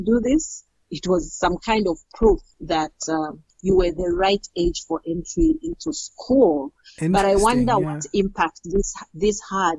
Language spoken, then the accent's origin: English; Mukira, Copperbelt Province, Zambia; also born or lived in Kitwe, Zambia; I was born in Kitwe and I grew up in Mukira on the Copper Belt province, where I spent most of my formative years.